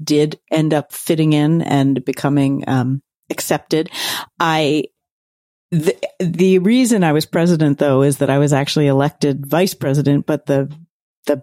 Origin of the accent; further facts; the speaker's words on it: Philadelphia, Pennsylvania, United States; I grew up in Center City, Philadelphia